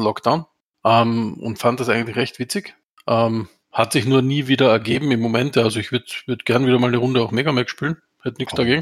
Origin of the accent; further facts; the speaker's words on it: Austria; wie man bei uns in Österreich sagt